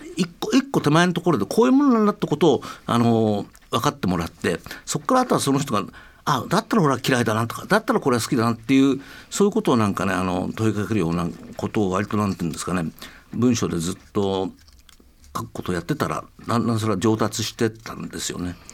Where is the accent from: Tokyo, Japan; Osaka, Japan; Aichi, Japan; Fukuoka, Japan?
Tokyo, Japan; 僕東京生まれ